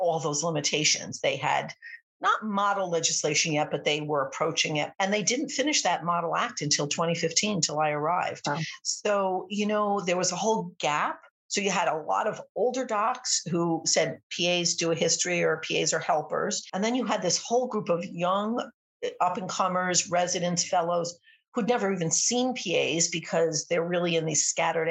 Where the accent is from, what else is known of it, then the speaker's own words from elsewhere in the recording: Connecticut, United States; moved away as an adult; now in Ohio, United States; I'm from Connecticut